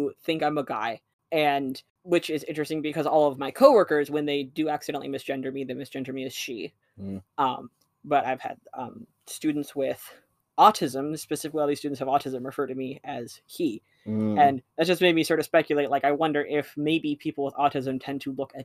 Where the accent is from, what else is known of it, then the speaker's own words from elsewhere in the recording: Colorado, United States; moved away as an adult; now in Montana, United States; I'm from Colorado. I came up to Montana for school